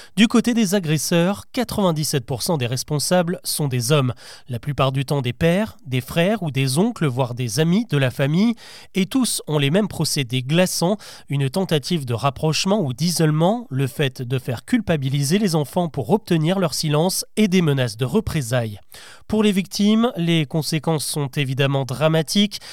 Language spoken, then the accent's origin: French; France; Chez nous en France